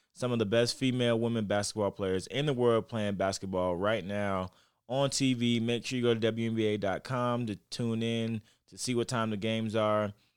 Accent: Florida, United States; moved away; I'll be in Tampa, get to see my family. I'm from Florida. Florida, stand up

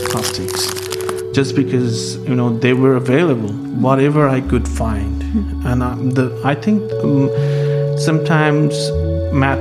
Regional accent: Dhaka, Dhaka Division, Bangladesh; moved away as an adult; now in Philadelphia, United States; I'm from Dhaka. Dhaka is a very chaotic city

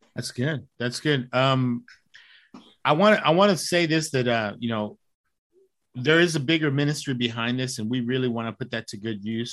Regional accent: Dallas, Texas, United States; I'm from Dallas

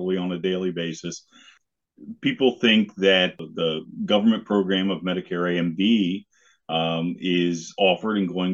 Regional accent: Harrisburg, Pennsylvania, United States; now in Lancaster, United States; I grew up in the Harrisburg area. I live down here in Lancaster now.

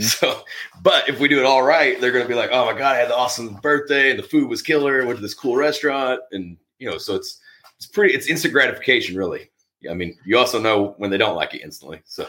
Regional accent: Tennessee, United States; I grew up in Tennessee

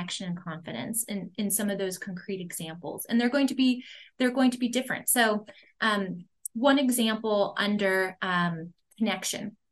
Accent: Los Angeles, California, United States; moved away as an adult; also born or lived in Boston; I'm from Los Angeles, so I was going to college in Boston

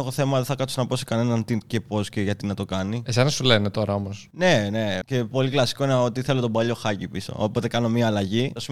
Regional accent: Dimylia, South Aegean, Greece; Βρίσκομαι στο χωριό μου, στη Δημιλιά.

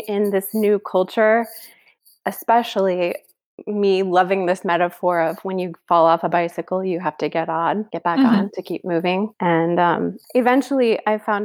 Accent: Kansas City, Missouri, United States; moved away as an adult; now in Paris, France; my hometown of Kansas City

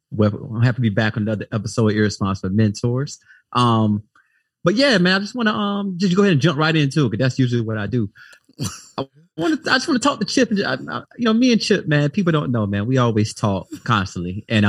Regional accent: Florida, United States; I'm from Duval County, stand up by way of Fred.

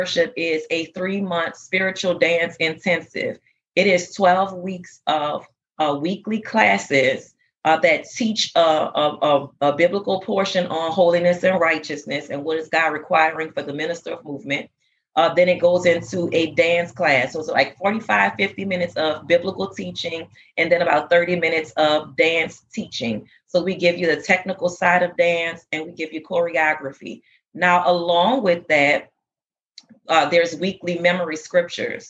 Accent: New Orleans, Louisiana, United States; moved away as an adult; now in Texas, United States; I'm originally from New Orleans, Louisiana. Our church is from there. We came here after Hurricane Katrina and settled in Texas

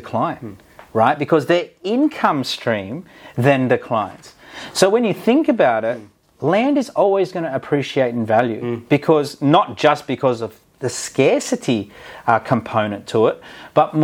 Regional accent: Central Coast, Kariong, New South Wales, Australia; where we grew up on the Central Coast, Carrion

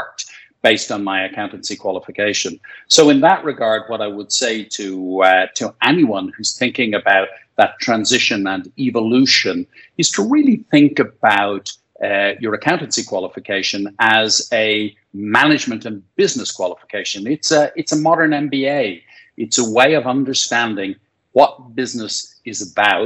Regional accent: Dublin, Leinster, Ireland; born and raised in Dublin, played a bit of Gaelic football and rugby as a kid

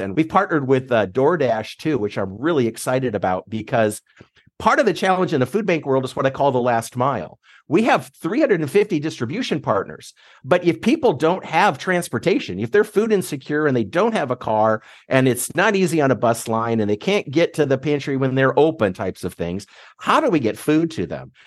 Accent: Nebraska, United States; moved away as an adult; now in Michigan, United States; I'm from Nebraska

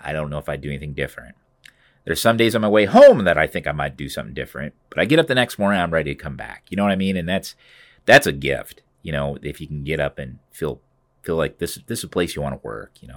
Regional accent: Cedar Rapids, Iowa, United States; also born or lived in Grinnell, Iowa; this is my hometown. I was born here at Saint Luke's

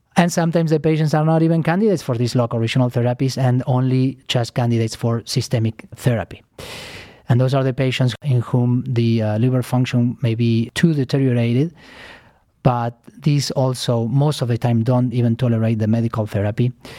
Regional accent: Argentina; moved away as an adult; also born or lived in New York City, United States; now in Cleveland, United States; I am originally from Argentina. I came to United States, uh, fifteen years ago

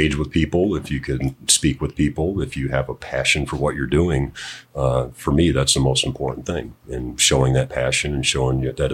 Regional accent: Cleveland, Ohio, United States; moved away; I'm originally from Cleveland, Ohio

